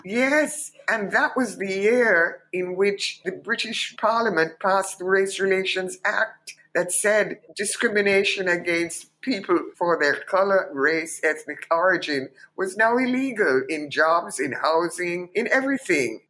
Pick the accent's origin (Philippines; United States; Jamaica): Jamaica; Kingston; moved away as an adult; also born or lived in London, United Kingdom; to swim across Kingston Harbor at 15